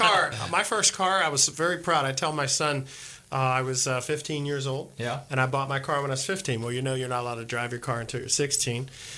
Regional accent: Uniontown, Pennsylvania, United States; moved away; also born or lived in Philadelphia, Pennsylvania; I'm originally from born in Philadelphia, grew up in Pittsburgh, a little town called Uniontown, Pennsylvania.

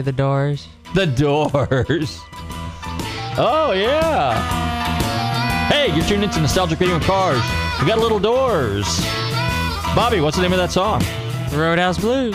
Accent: California, United States; I'm partial to California because that's my home state

